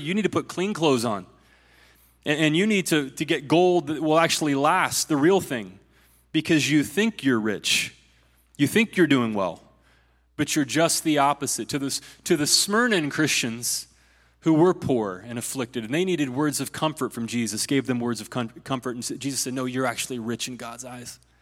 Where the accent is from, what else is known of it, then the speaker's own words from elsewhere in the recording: Ohio, United States; my home state of Ohio